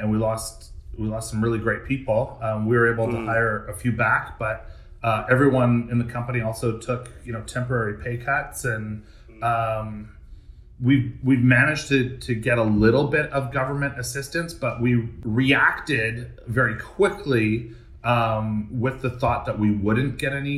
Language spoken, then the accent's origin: English; Canada; also born or lived in New York; being a Canadian